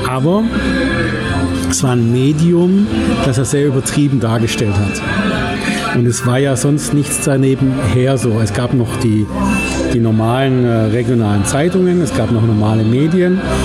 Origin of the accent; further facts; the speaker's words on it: Germany; als Deutscher